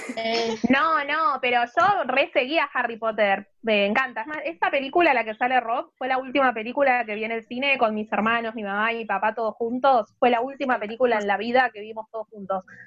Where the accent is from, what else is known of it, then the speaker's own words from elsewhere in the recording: Buenos Aires, Argentina; tengo 30 años, soy de Buenos Aires, Argentina.